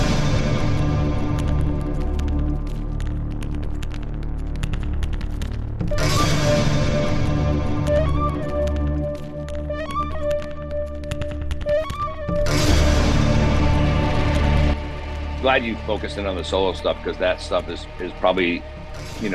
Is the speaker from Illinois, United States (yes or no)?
yes; Chicago, Illinois, United States; I'm mostly Scottish, I'm from Chicago